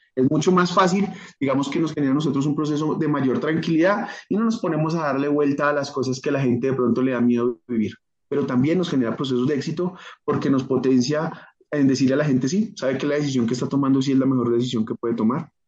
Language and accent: Spanish; Colombia; yo soy colombiano